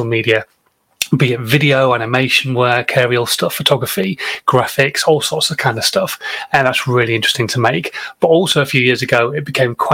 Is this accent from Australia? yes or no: no; Yorkshire and the Humber, United Kingdom; as a northerner, as a Yorkshireman